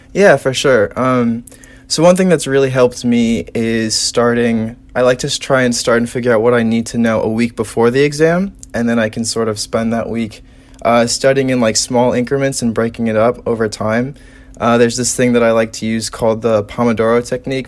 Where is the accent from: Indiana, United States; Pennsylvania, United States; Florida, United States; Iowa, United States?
Indiana, United States; South Bend; I am from South Bend